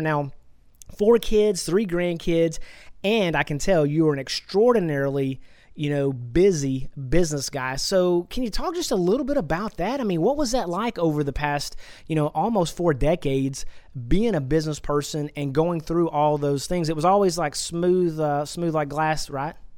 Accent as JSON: {"language": "English", "region": "Texas", "country": "United States", "tie": "born or raised there", "said": "I'm from Texas, and I've, I was born and raised in Texas, and I've been here my whole life"}